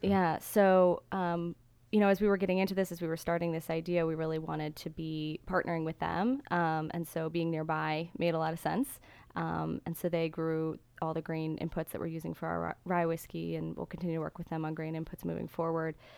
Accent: Gaithersburg, Maryland, United States; also born or lived in Washington, D.C.; now in Mount Airy, United States; I grew up in Gaithersburg

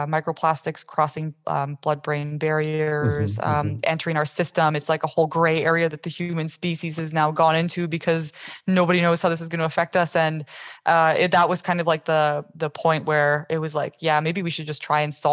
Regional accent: Canada; I'm from Canada, and in like elementary school, I was into the science fair

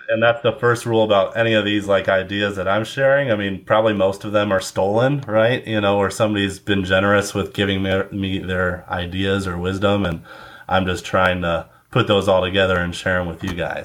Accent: Cleveland, Ohio, United States; also born or lived in Valparaiso, Indiana; now in Indianapolis, United States; I'm originally from Cleveland, Ohio

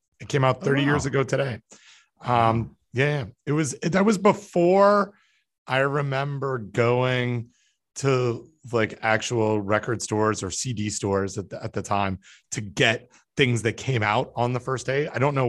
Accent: Toronto, Ontario, Canada; I have some like emotional cycle to, you know, my hometown teams. And so I remember 25 years ago when the Toronto Maple Leafs made the playoffs

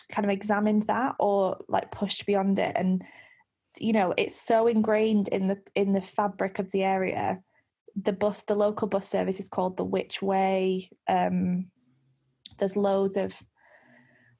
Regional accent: Lancashire, North West England, United Kingdom; I grew up in Lancashire, Pendle is in Lancashire

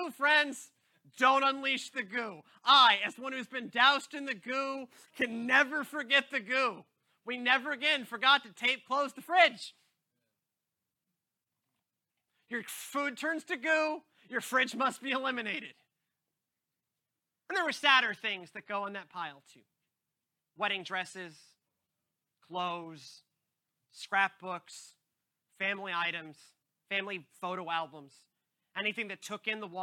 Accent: Houston, Texas, United States; moved away; growing up in the Gulf Coast

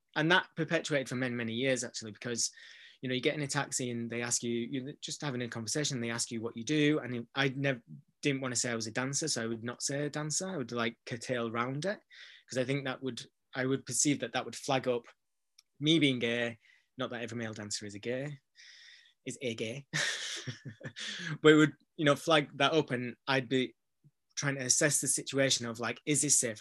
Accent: Bradford, Yorkshire and the Humber, United Kingdom; moved away as an adult; also born or lived in Manchester; I'm from Bradford, from an area that you know is a low socioeconomic area

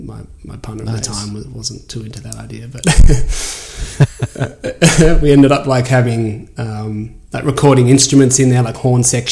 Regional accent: Australia; accent: Australian; And I think they just straight up hired me for my Australian accent, because it's like, you know, everyone's, oh my God, you're an Aussie.

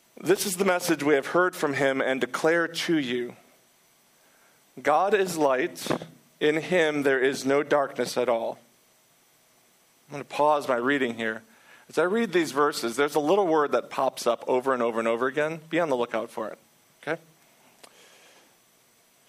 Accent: Detroit, Michigan, United States; also born or lived in Manhattan, New York; now in New York City, United States; I'm originally from Detroit, Michigan

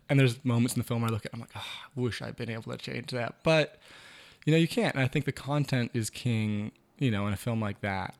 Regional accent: Maine, United States; growing up in Maine.

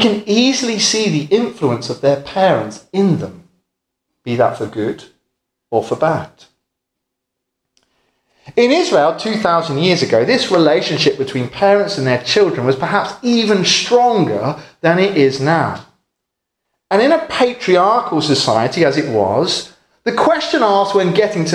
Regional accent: England, United Kingdom; where I come from in England

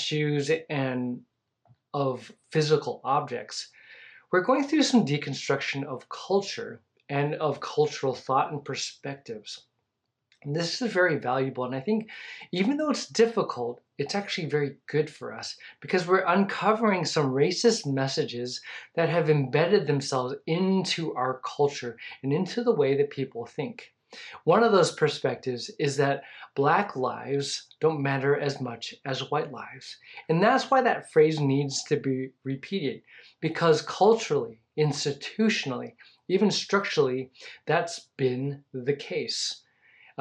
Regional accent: California, United States; now in Texas, United States; I grew up in California

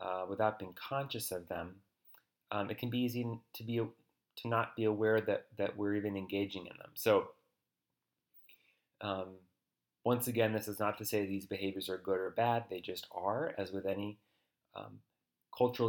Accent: United States; as an American, with as much objectivity as I can muster in talking about my own culture

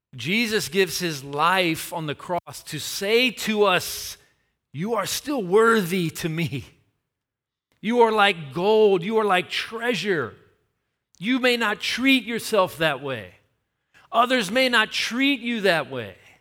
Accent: Tennessee, United States; my hometown

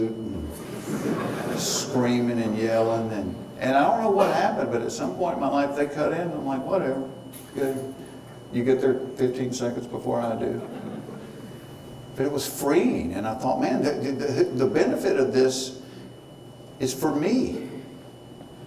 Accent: Hapeville, Georgia, United States; I grew up in Hayteville, down by the airport, where the first dwarf house

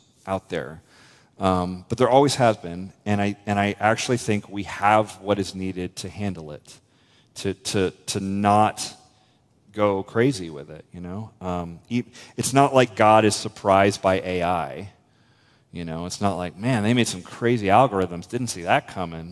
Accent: United States; as an American

